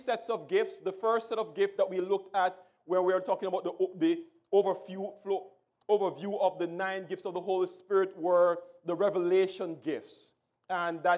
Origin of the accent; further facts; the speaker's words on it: Jamaica; when I was growing up in Jamaica